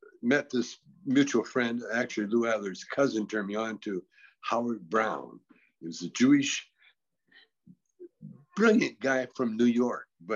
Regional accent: Vancouver, British Columbia, Canada; I grew up with them in Vancouver, you know, and in the gym, in Vancouver

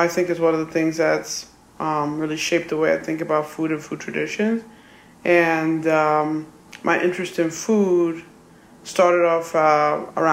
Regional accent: New York City, New York, United States; I was born in New York City, and I grew up on Roosevelt Island

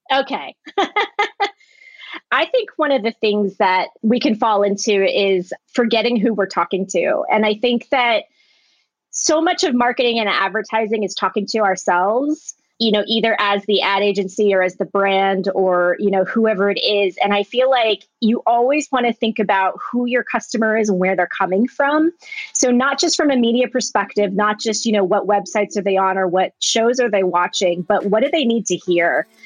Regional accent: Springfield, Virginia, United States; born or raised there; moved away as an adult; also born or lived in Orange County / Culver City; now in Los Angeles, United States

